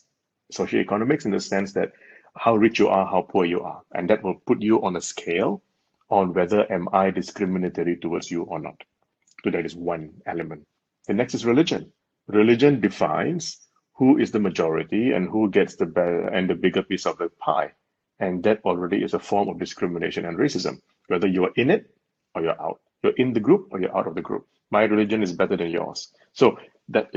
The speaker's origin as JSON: {"language": "English", "country": "Malaysia", "tie": "born or raised there", "moved": "yes", "lives_now": "Hong Kong", "said": "when I was growing up in Malaysia"}